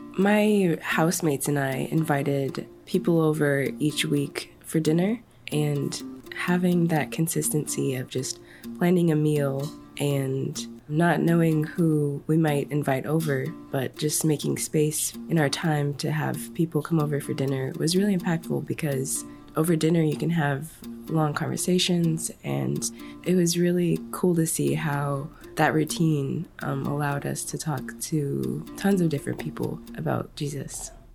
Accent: Alaska, United States; I'm from Alaska

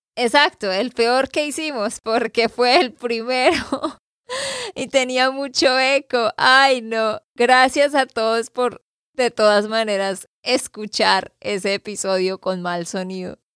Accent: Santander, Colombia; de Santander, Colombia

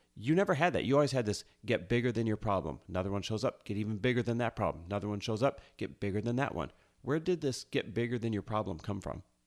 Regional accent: Midwest, United States; moved away as an adult; now in Los Angeles, United States; we grew up in the Midwest, both of us, Midwest born and raised

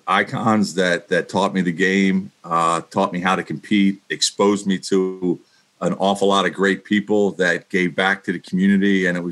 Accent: Philadelphia, Pennsylvania, United States; growing up in Grace Ferry

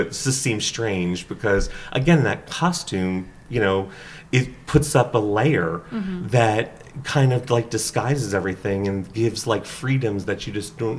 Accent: East Coast, United States; moved away as an adult; now in San Francisco, United States; we've been in San Francisco for over 20 years. And we come from the East Coast.

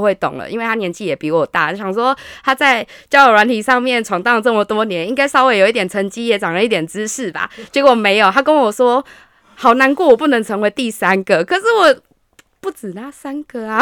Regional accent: Hsinchu, Taiwan; now in Taipei, Taiwan; 我是来自新竹，但是住在台北的

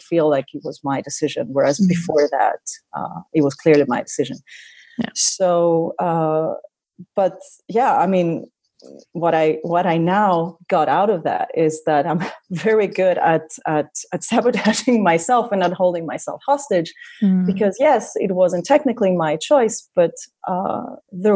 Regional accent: Greece; moved away as an adult; also born or lived in Cameroon / France / Los Angeles, United States / Vienna, Austria; I left my home country, Greece, when I was 24.

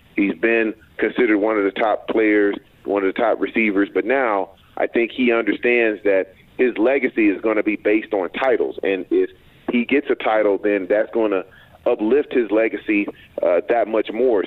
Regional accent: Texas, United States; I'm from Texas

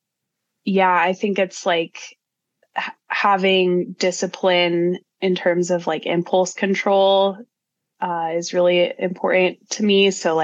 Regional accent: Broomfield, Colorado, United States; also born or lived in Boulder, United States; now in Durango, United States; I'm from Boulder. I grew up, just outside of Boulder in Broomfield

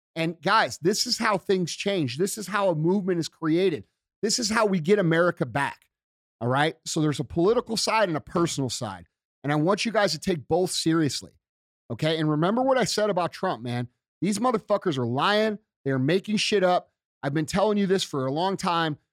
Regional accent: United States

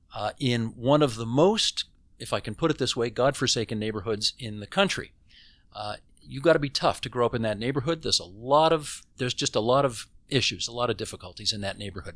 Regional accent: Hamilton, Ontario, Canada; moved away as an adult; now in Toronto, Canada; I lived in Hamilton the first eighteen years of my life

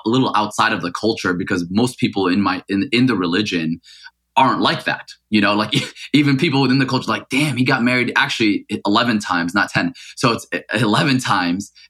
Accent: Paterson, New Jersey, United States; first language Arabic; English is a second language; also born or lived in Mecca, Saudi Arabia; I actually left Mecca when I was 5 years old to grow up in New Jersey

